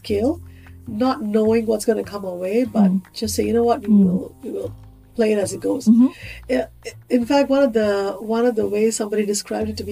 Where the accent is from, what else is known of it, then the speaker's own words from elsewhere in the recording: India; moved away as an adult; now in Singapore; I grew up in India